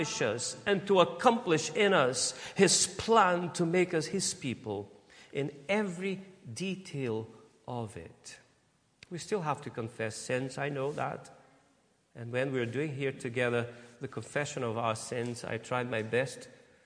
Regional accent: Brazil; moved away as an adult; now in United Kingdom; I could say that I'm Brazilian, but I can't say that I'm British.

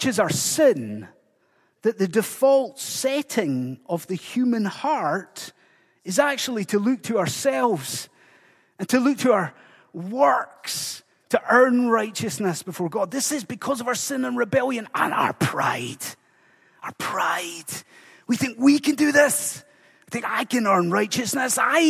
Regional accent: Inverness, Scotland, United Kingdom; now in Dundee, United Kingdom; us growing up in Inverness

